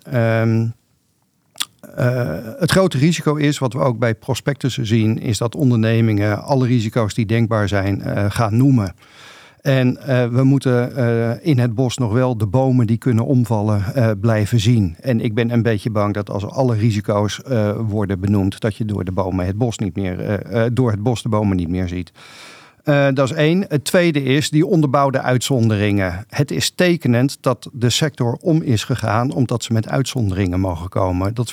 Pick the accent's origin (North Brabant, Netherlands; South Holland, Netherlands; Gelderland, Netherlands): South Holland, Netherlands; Rotterdam; Ik ben ook Rotterdammer, maar ik denk er iets anders over.